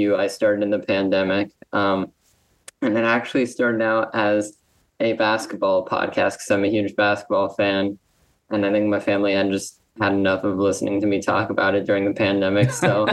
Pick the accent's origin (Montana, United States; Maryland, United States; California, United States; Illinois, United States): California, United States; Los Angeles; now in New York, United States; I'm actually from Los Angeles, born and raised.